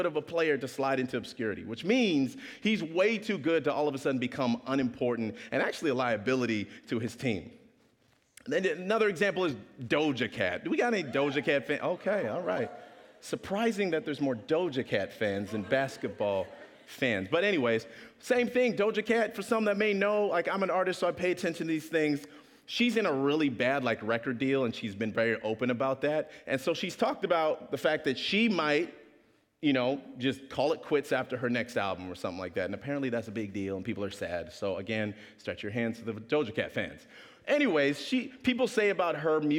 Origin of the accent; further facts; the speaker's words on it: Regina, Saskatchewan, Canada; also born or lived in Kingston, Jamaica; I was raised in Saskatchewan